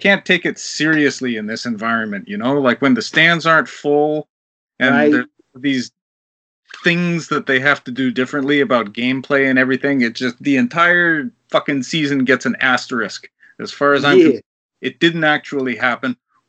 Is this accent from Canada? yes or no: yes; Canada; also born or lived in Boston, United States; we left Boston when I was very young and moved to Canada. But I can't really claim Boston